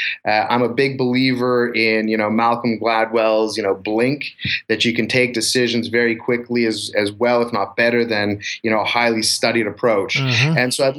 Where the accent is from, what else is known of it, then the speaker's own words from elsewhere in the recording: Montreal, Quebec, Canada; It is my hometown. Yeah, you know, it was very natural.